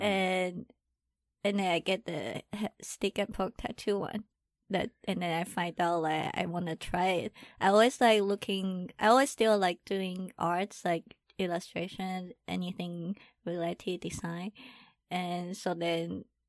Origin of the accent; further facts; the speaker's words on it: Taiwan; English is a second language; I'm from Taiwan.